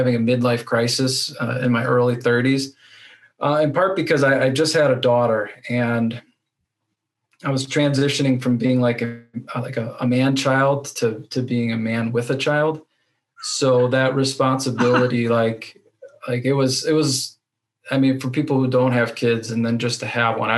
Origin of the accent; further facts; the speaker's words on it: Racine, Wisconsin, United States; I'm from Racine, Wisconsin, which is in between Chicago and Milwaukee, southeastern Wisconsin.